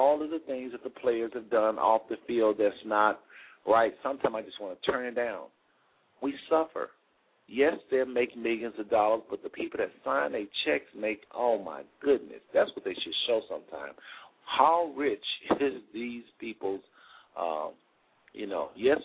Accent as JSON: {"language": "English", "region": "Texas", "country": "United States", "moved": "yes", "lives_now": "Cincinnati, United States", "said": "I'm from Texas, really, but I live in Cincinnati"}